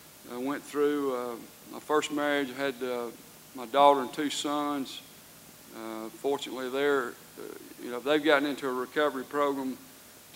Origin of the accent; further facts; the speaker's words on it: Georgia, United States; I was born in Georgia. I've lived in Georgia all my life